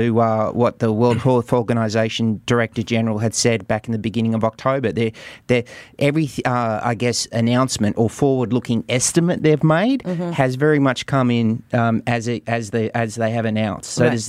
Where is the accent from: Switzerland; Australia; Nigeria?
Australia; I'm an Aussie